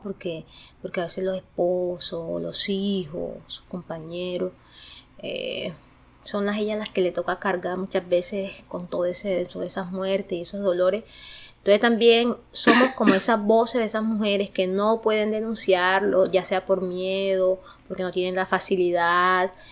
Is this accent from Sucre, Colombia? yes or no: yes; Galeras, Sucre, Colombia; moved away as an adult; now in Bogotá, Colombia; Soy de departamento de Sucre, de un municipio que se llama Galeras, en Sucre